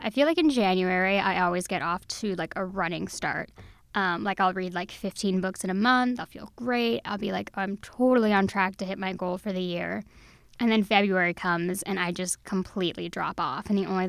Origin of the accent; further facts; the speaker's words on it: Texas, United States; I love reading in the park. I'm from Texas.